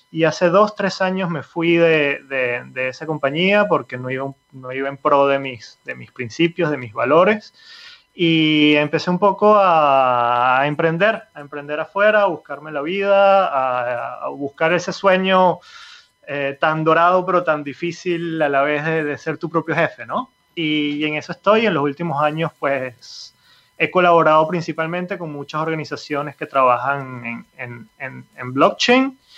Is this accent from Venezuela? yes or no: yes; Venezuela; moved away as an adult; also born or lived in Italy; me fui de, Venezuela, yo soy venezolano, me fui en Venezuela en el 2007, un poco escapando de la situación política, económica y previendo un poco hacia dónde iba todo eso. Me fui para Italia